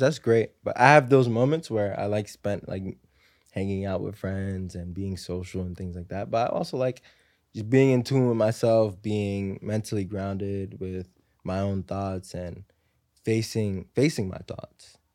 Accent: New York City, New York, United States; I grew up in Harlem, um, you know, in, in the projects, like Section eight housing

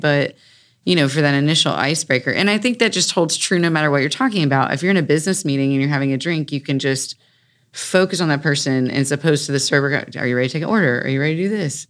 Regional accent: Raleigh, North Carolina, United States; I grew up in North Hills

